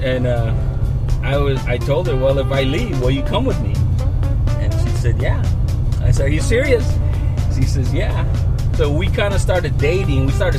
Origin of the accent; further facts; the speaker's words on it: Shiprock, New Mexico, United States; also born or lived in Phoenix; I was born and raised in Shiprock. And I grew up in the tire and the towing business with my dad.